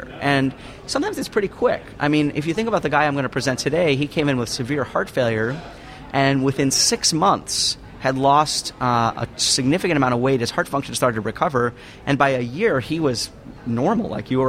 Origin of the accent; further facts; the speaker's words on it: New York, United States; now in Denver, United States; since I live in Denver, I'm actually from New York.